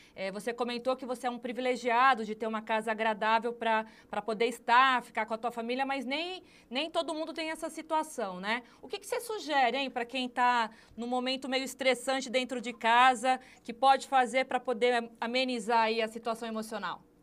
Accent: São Paulo, Brazil; accent: paulista; now in Fortaleza, Brazil; Eu sou paulista, mas já estou morando aqui há 13 anos

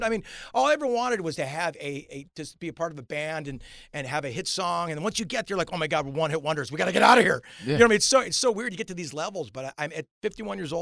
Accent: Newport Beach, California, United States; from Newport Beach, California

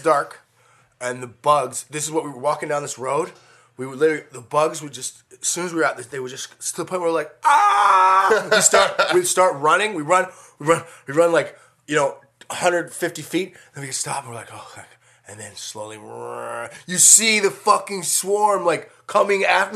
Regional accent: Colorado, United States; moved away as an adult; also born or lived in Las Vegas; now in Los Angeles, United States; I grew up in Colorado.

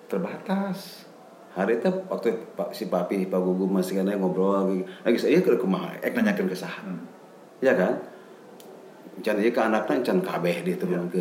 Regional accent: West Java, Indonesia; Jadi kalau kita autokritik ya, kurang batasi, kurang sebagai orang Sunda ya.

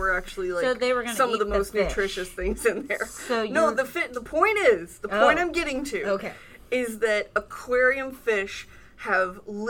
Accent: Lake Michigan, Midwest, United States; I'm from Lake Michigan

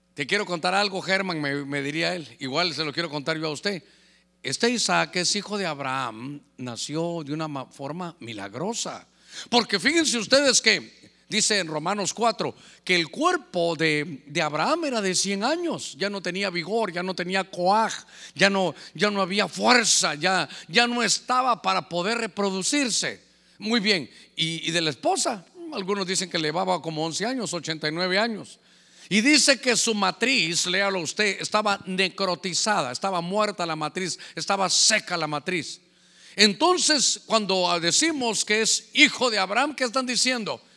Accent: Honduras; como catracho

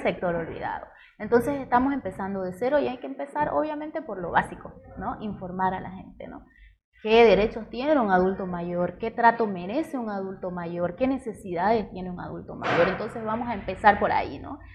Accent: Cotoca, Santa Cruz, Bolivia; crecer en Cotoca ha sido tranquilito

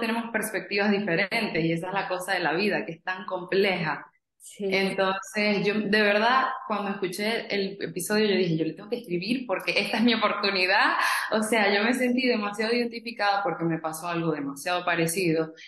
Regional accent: Venezuela; moved away as an adult; now in United States; yo soy de Venezuela, tengo 26 años, 4 años viviendo en Estados Unidos

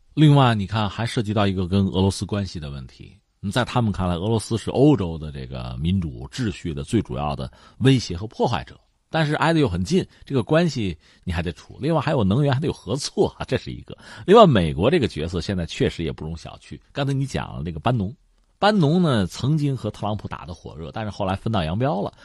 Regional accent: China; 我们中国人

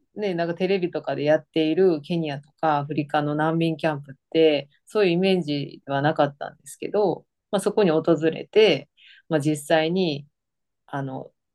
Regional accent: Osaka, Japan; moved away as an adult; now in Hawaii, United States; 大阪出身です。

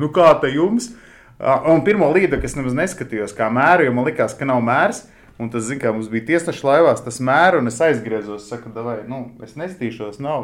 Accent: Latvia; Mēs esam no Latvijas

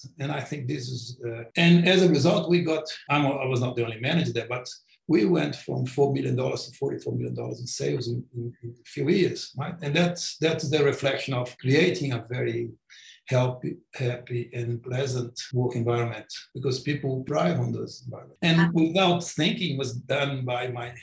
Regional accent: Brazil; English is a second language; moved away as an adult; also born or lived in Sydney, Australia; now in Australia; I went back to Brazil

